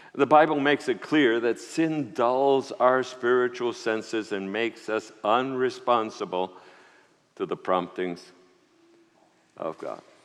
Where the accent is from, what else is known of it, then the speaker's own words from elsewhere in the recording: New York City, New York, United States; also born or lived in Puerto Rico; I was born in Puerto Rico, grew up in New York City